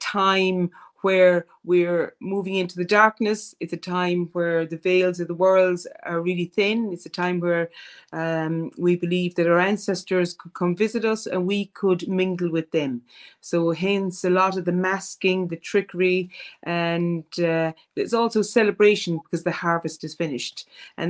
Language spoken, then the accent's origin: English; Ireland; as Irish people